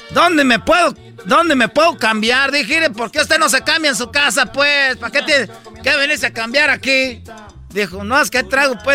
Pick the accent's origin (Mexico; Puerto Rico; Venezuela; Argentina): Mexico; Michoacán; yo pues vengo de Michoacán y a mí me tienen envidia pues todos porque soy de Michoacán.